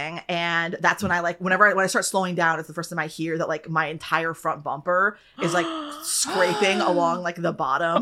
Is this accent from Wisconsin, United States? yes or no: yes; Wisconsin, United States; moved away as an adult; now in Los Angeles, United States; So I'm from Wisconsin.